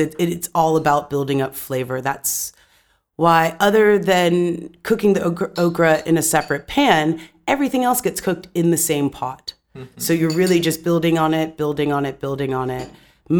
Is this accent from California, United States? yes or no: yes; California, United States; also born or lived in Atlanta, Georgia; I grew up in Southern California and Atlanta as well. So home for me now is Atlanta when I do go back to the States.